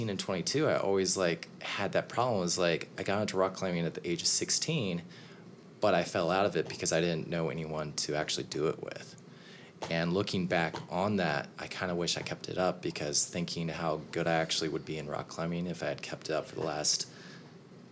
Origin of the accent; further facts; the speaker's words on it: Kansas City, United States; moved away as an adult; also born or lived in New York; I had been living in New York for about 3 years and was moving back to my hometown in Kansas City